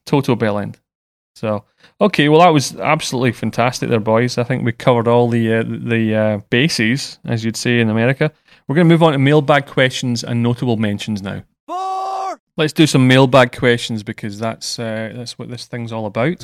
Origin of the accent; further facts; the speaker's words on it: Scotland, United Kingdom; I'm British and Scottish.